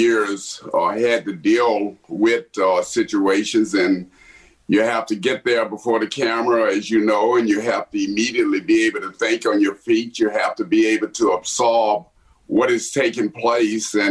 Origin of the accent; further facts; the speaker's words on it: Lake Charles, Louisiana, United States; now in Washington, D.C., United States; I was born in Lake Charles, Louisiana, one of my most favorite towns. Had upbringing in a community. It was the Brownsville area of Lake Charles